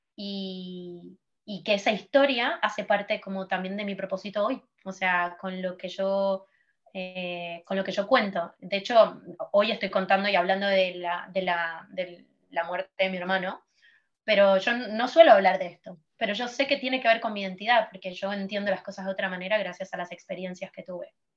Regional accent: Argentina; moved away as an adult; now in Barcelona, Spain; soy de Argentina, eh, me acabo de mudar a Barcelona

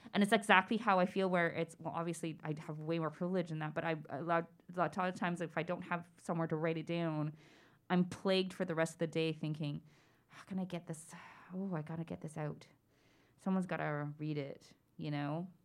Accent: Toronto, Ontario, Canada; growing up in Scarborough during the time that the Scarborough rapist was at large

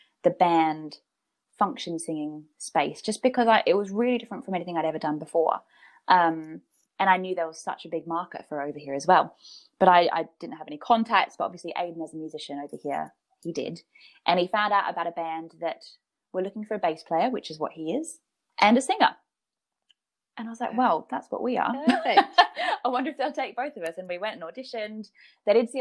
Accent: Brisbane, Queensland, Australia; now in United Kingdom; I've got a lot of friends back in Brisbane

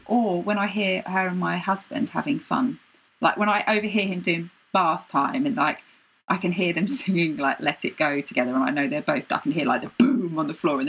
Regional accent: United Kingdom; I'm British.

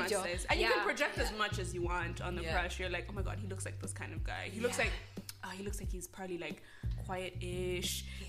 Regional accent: Rwanda; growing up in Rwanda.

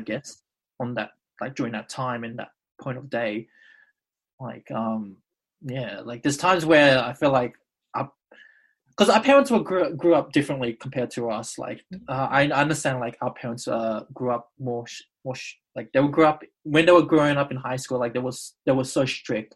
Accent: Australia; I would usually say Australian-born Indonesian

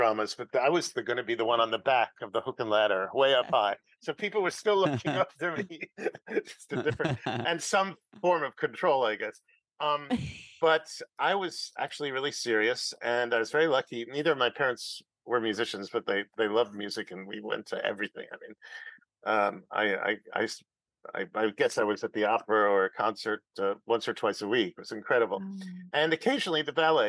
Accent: New York City, New York, United States; I was born on the Upper West Side in Manhattan

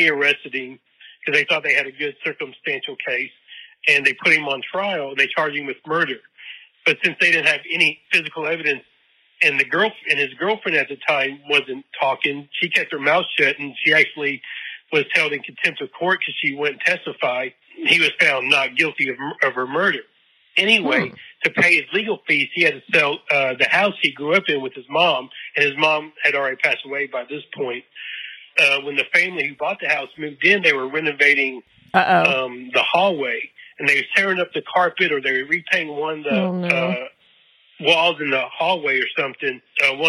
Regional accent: Kentucky, United States; where I'm from, Kentucky, in Louisville, about an hour north where I grew up in Kentucky.

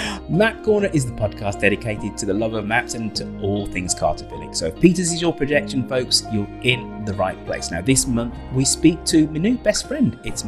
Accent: Birmingham, West Midlands, United Kingdom; which puts me in my hometown of Birmingham.

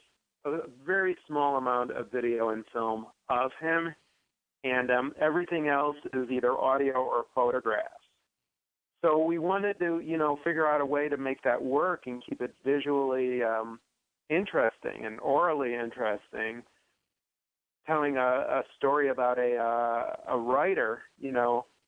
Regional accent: Chicago, Illinois, United States; I grew up in Chicago on the southeast side of Chicago

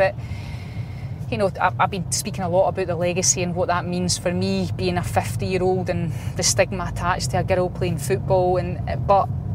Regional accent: Polbeth, Scotland, United Kingdom; from Polbeth, a wee girl that grew up in Polbeth

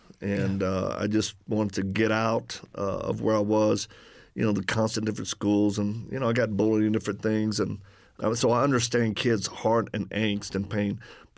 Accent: Louisiana, United States; accent: Cajun; I'm from Louisiana originally. So if people detect an accent, that's the Cajun one.

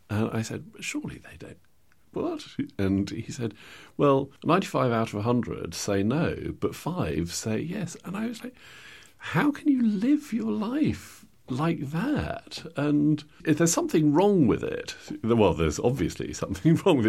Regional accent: England, United Kingdom; as white English people

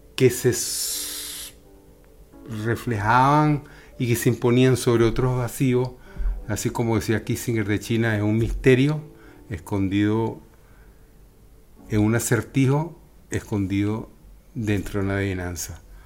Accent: Venezuela; now in Spain; tuvimos que salir de Venezuela por una razón u otra, por motivos políticos o económicos

